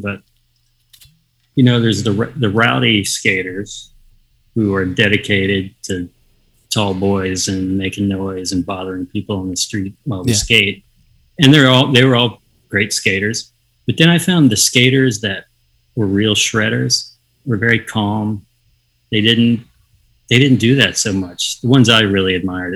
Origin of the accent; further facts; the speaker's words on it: the South, United States; moved away as an adult; now in Los Angeles, United States; a young kid growing up in the South